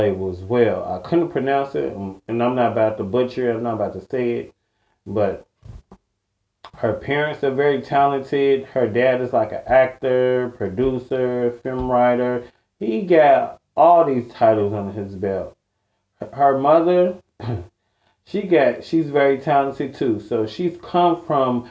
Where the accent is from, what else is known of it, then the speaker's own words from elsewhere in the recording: Chicago, Illinois, United States; I'm from Chicago, quote unquote